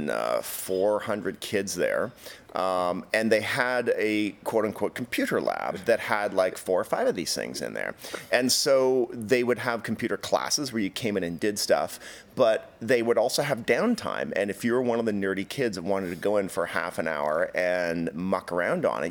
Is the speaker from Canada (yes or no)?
yes; Canada; I grew up in Canada